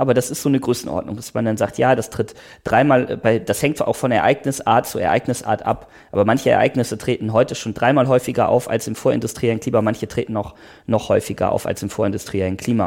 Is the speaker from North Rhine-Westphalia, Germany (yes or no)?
yes; Oberbergischer Kreis, North Rhine-Westphalia, Germany; now in Potsdam, Germany; Das ist auch die Region, wo ich herkomme, im Oberbergischen äh, Kreis, im, im Nordrhein-Westfalen